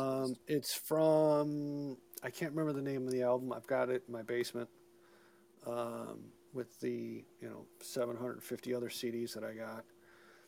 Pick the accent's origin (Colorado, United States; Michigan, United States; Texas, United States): Michigan, United States; Detroit; I'm from Detroit